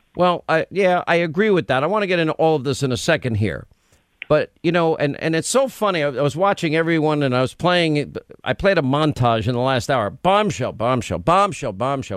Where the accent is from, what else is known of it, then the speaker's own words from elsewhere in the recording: New York, United States; I grew up in New York.